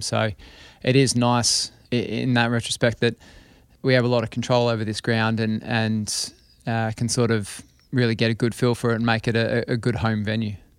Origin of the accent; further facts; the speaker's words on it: Australia; I was born in Australia.